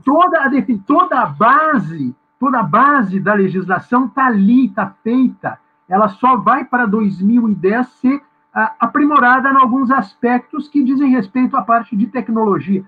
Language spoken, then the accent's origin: Portuguese; Rio Grande do Sul, Brazil; moved away as an adult; now in Florianópolis, Brazil; sou gaúcho por natureza